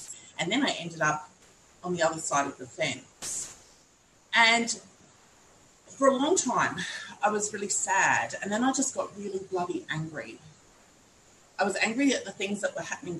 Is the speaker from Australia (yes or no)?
yes; Kaurna country, South Australia, Australia; I'm a Gunditjmara woman born and raised on Kaurna Yurta